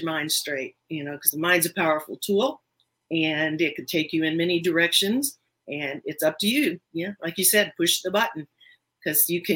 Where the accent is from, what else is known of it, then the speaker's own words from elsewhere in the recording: Southern Indiana, United States; now in Georgia, United States; I'm from Southern Indiana, so it's almost Kentucky